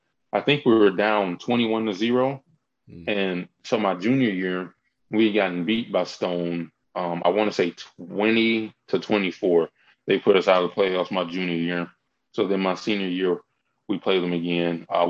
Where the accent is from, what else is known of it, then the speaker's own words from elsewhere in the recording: Hebron, Mississippi, United States; I grew up in Hebron, Mississippi. Really, really small. It's not even really a town. It's just a small community. Probably less than 2,000-3,000 people in it.